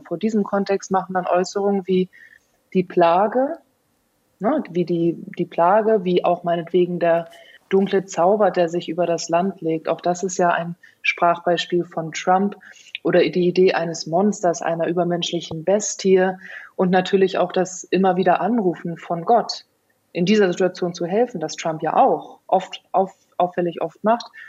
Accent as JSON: {"language": "German", "country": "Germany", "said": "bei uns in Deutschland"}